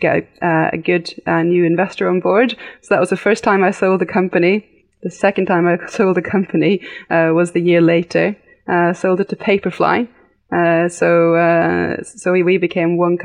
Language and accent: English; United Kingdom; now in Norway; I am actually fully 100% Norwegian, but I did grow up in the UK. So that's where my accent comes from.